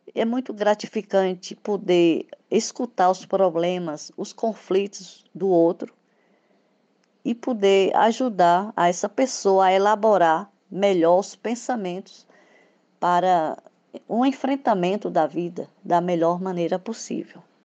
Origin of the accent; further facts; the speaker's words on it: Bahia, Brazil; also born or lived in Espírito Santo / Salvador; tenho 67 anos, sou baiana, psicóloga, tenho um filho. Eu comecei a trabalhar muito cedo, com reforço escolar, ainda estudante, no interior da Bahia